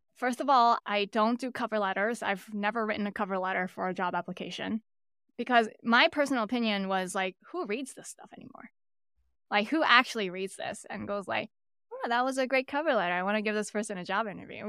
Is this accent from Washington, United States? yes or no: no; New York City, New York, United States; I'm born and raised in Brooklyn, New York.